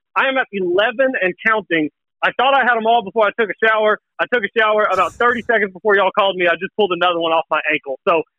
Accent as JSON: {"language": "English", "town": "Chickasha", "region": "Oklahoma", "country": "United States", "said": "I'm from Chickasha originally. Both my grandparents had farms."}